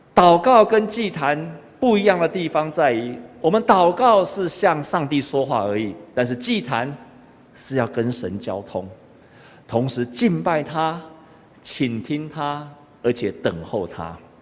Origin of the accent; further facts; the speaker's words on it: Taiwan; 我们台湾人都知道一句话，家和万事兴